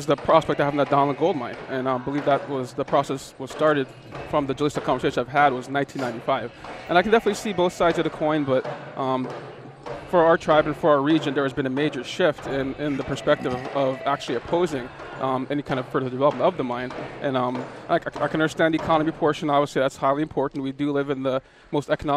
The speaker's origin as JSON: {"language": "English", "town": "Akiachak", "region": "Alaska", "country": "United States", "also_born_or_lived": "Bethel, Alaska", "said": "I'm originally from Akachuk, Alaska, which is a village about 20 miles upriver"}